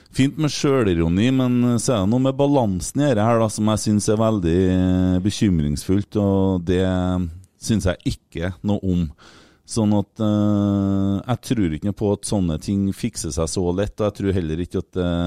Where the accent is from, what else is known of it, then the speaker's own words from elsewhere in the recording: Norway; vi er fra Norge